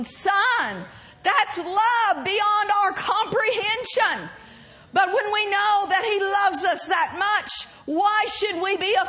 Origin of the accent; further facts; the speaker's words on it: Oklahoma, United States; accent: Southern; moved away; I grew up in Oklahoma